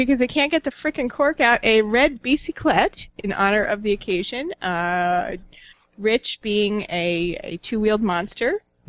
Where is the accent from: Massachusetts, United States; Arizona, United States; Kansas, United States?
Arizona, United States; I'm from Arizona.